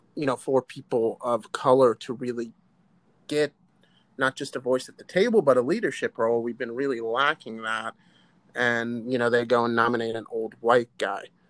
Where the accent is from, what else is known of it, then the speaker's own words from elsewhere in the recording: Chicago, Illinois, United States; My parents moved to the United States when I was about eight months old. They moved to the south side of Chicago